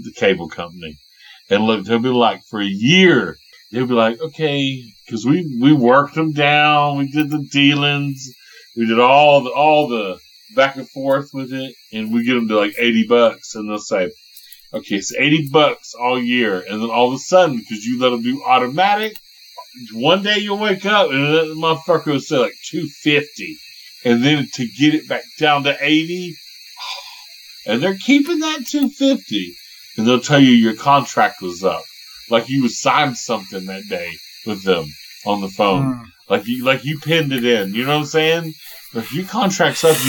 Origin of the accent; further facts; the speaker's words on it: United States; We're from America.